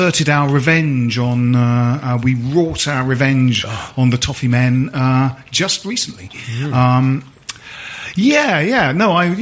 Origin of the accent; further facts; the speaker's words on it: Bromley, London, United Kingdom; also born or lived in Dalston, London; I grew up in Bromley